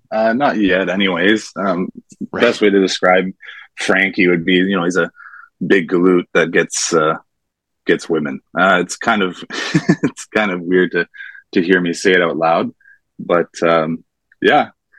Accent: Sudbury, Ontario, Canada; Born and raised in Sudbury, Ontario.

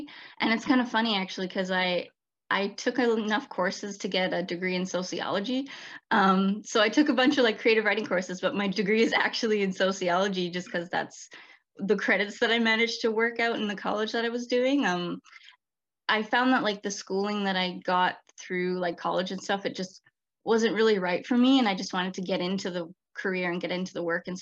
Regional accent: British Columbia, Canada; I was born and raised in British Columbia

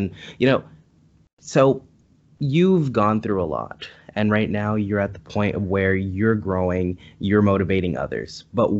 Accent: San Diego, California, United States; I'm from San Diego, California.

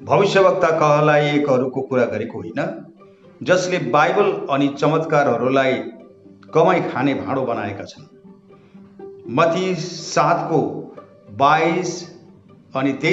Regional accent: West Bengal, India; म उत्तर बङ्गालको निवासी हुँ अनि

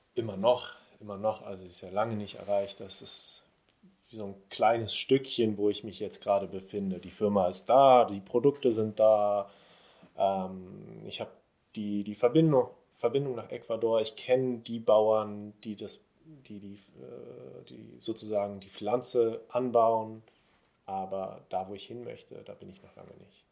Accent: Berlin, Germany; aus Berlin, gebürtiger Berliner.

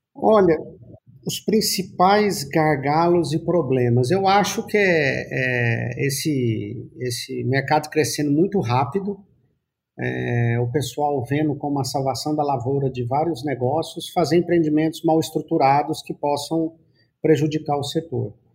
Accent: Goiás, Brazil; nós já somos de Goiás.

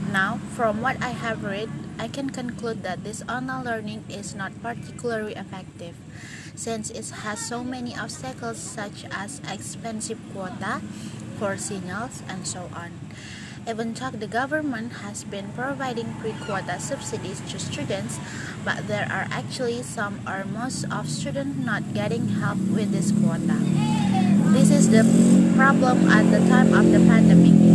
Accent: Lombok, West Nusa Tenggara, Indonesia; also born or lived in Depok, West Java; I'm from Lombok. I live in Pohgading village with my family. Um, I was born in Depok, West Java

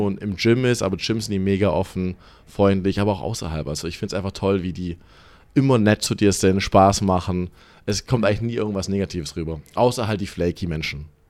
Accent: Stuttgart, Baden-Württemberg, Germany; accent: German; moved away as an adult; now in Los Angeles, United States; Ich bin so vor circa zweieinhalb Jahren ausgewandert, direkt aus Stuttgart. Geboren, aufgewachsen die meiste Zeit da.

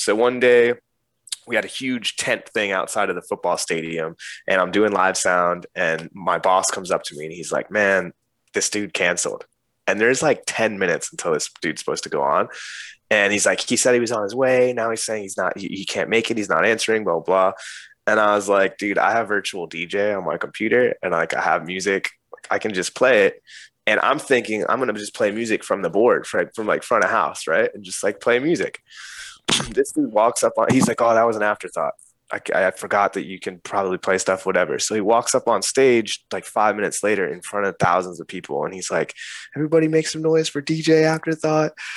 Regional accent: northern New Jersey, United States; moved away; I grew up in New Jersey in like northern Jersey

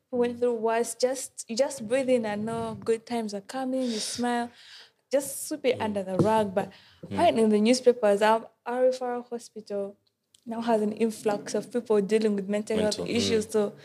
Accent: Uganda; I'm from Uganda

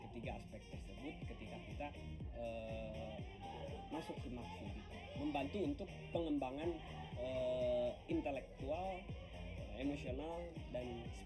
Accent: Kuningan, West Java, Indonesia; Asal saya sebenarnya dari Kuningan.

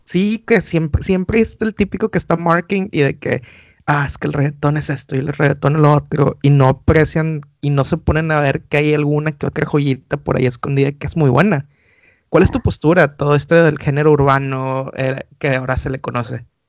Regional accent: Monterrey, Nuevo León, Mexico; moved away; los que somos de Monterrey sí somos muy arraigados a las raíces

